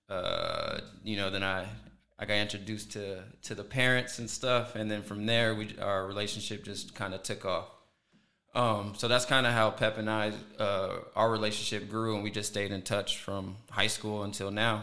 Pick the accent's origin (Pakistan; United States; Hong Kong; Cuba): United States; Oxnard, California; I'm from Oxnard, California. You know, born and raised